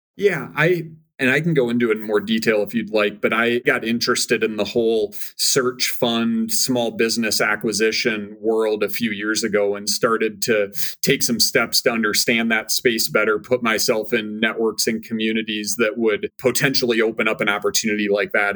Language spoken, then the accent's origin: English; Minnesota, United States; moved away as an adult; I born and raised in Minnesota